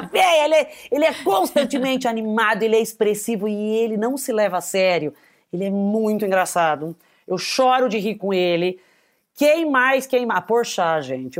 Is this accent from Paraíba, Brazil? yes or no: no; ABC Paulista, São Paulo, Brazil; accent: caipira; sou uma atriz comediante, caipira do ABC paulista, mas também com um pé na família italiana